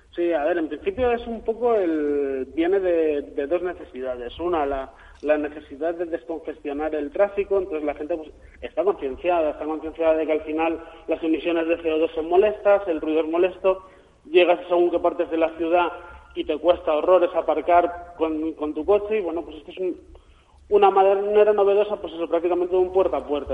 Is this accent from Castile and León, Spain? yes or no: no; Valencia, Valencian Community, Spain; yo como valenciano, pues al final uno tiene, tira también para la terreta.